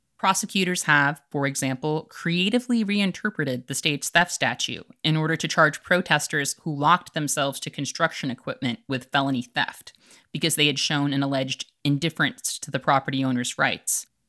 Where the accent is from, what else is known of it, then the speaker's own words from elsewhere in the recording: Chicago, Illinois, United States; As a Chicagoan